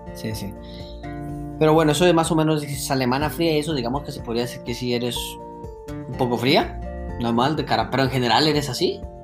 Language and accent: Spanish; Colombia; now in Germany; no dejo de ser tan colombiano